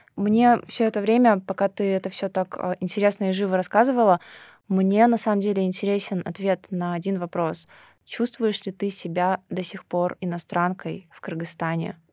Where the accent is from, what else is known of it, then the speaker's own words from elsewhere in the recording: Dushanbe, Tajikistan; moved away as an adult; now in Bishkek, Kyrgyzstan; Я родилась в Таджикистане, в городе Душанбе